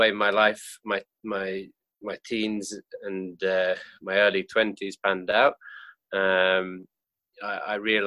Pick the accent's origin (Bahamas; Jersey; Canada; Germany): Jersey; moved away as an adult; also born or lived in Australia; now in Tokyo, Japan; I'm from Jersey Island.